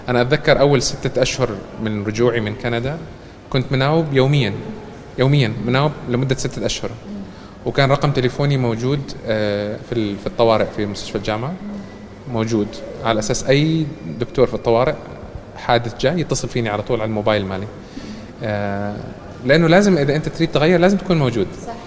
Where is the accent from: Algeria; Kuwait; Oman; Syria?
Oman; moved away as an adult; also born or lived in Canada; لما أنا تركت عمان للدراسة في الخارج